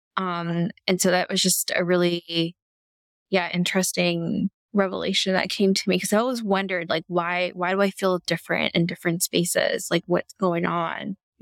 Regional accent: Canada; I'm Canadian

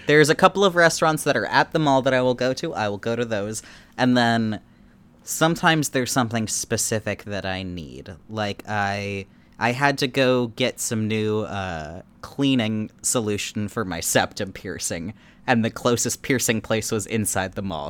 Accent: Anchorage, Alaska, United States; moved away; we had a lot of outdoor ice rinks in, in my hometown

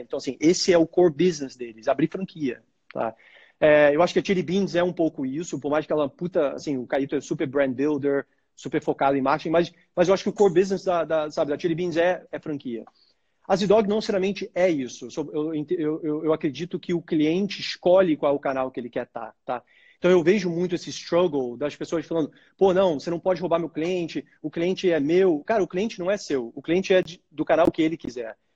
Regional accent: Brazil; a gente é brasileiro com orgulho

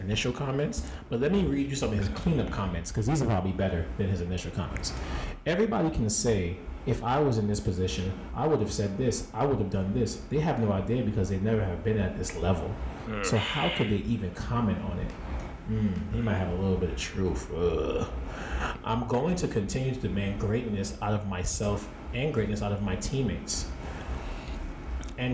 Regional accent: New York, United States; We are from New York.

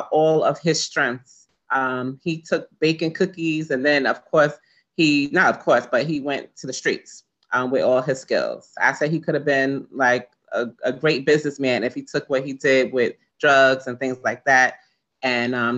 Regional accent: New York City, New York, United States; I grew up in East Flatbush

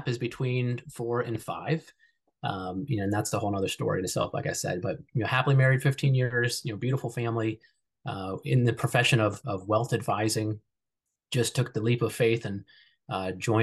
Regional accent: Columbus, Ohio, United States; I grew up in Columbus, Ohio

